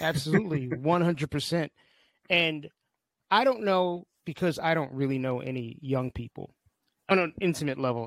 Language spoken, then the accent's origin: English; New York City, New York, United States; I spent most of my childhood in New York City